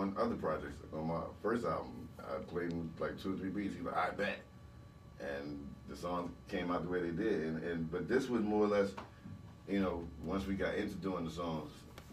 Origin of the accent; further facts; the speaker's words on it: New Jersey, United States; we was from Jersey